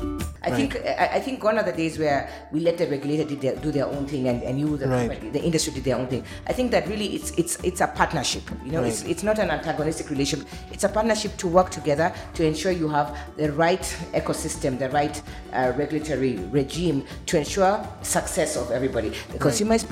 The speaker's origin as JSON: {"language": "English", "country": "Kenya", "said": "I'm Kenyan."}